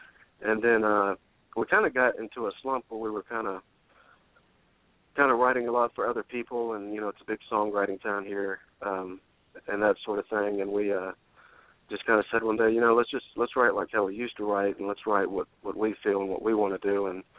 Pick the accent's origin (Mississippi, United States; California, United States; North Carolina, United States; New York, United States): North Carolina, United States; Greensboro; now in Nashville, United States; Yeah, we're just we're identical twins from Greensboro, North Carolina, and we both kind of started really getting into music and writing music kind of in our teenage years.